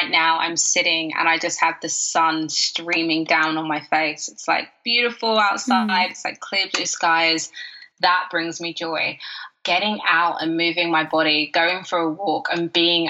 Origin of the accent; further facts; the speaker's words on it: United Kingdom; I'm British